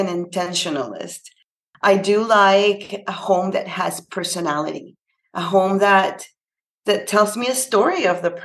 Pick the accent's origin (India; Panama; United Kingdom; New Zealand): Panama; now in Canada; I'm actually from Panama. It's a little country in Central America, and I'm based in Canada